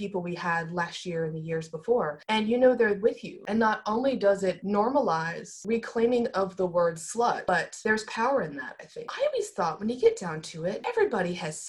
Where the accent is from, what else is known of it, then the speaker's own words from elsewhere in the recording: United States; accent: American; by my accent, I'm American